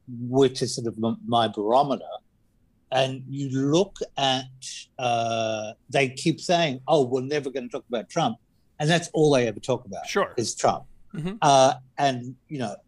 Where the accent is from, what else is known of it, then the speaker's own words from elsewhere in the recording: Australia; I'm Australian